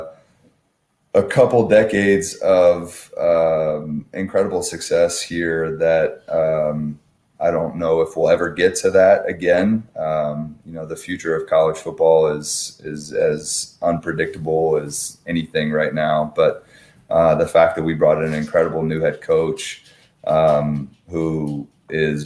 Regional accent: Fairfax, Virginia, United States; moved away; Born and raised in Fairfax.

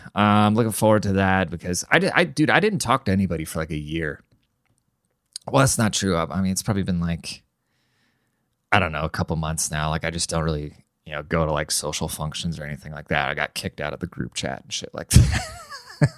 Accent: Seattle, Washington, United States; I'm from Seattle

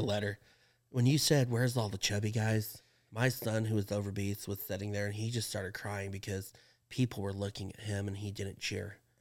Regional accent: Pawhuska, Oklahoma, United States; my hometown, like around Pawhuska

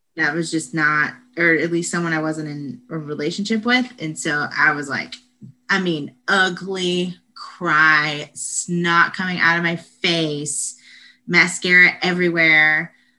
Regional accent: Statesboro, Georgia, United States; moved away as an adult; now in Austin, United States; I am from Statesboro, Georgia, and there's nothing going on there at all

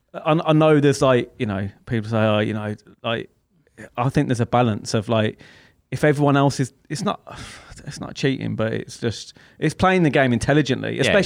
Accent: England, United Kingdom; especially England as well. And I think this is why we used to be very like, you know, we're English, we won't go down.

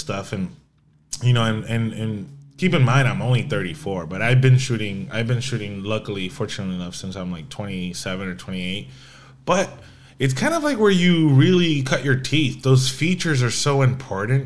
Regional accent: Puerto Rico; first language Spanish; English is a second language; I'm born and raised in Puerto Rico

